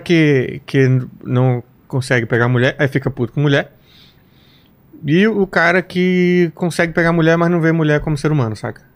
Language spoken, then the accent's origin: Portuguese; Samambaia, Federal District, Brazil; moved away; Eu vim de, eu vim de Samambaia